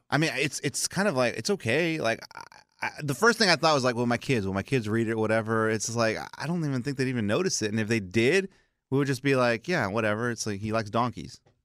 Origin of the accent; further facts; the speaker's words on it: South Texas, United States; I grew up in South Texas